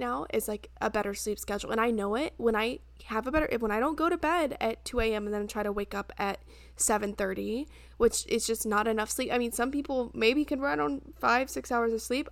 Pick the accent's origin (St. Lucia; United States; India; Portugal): United States; now in Charleston, United States; my hometown's only, like, two and a half hours away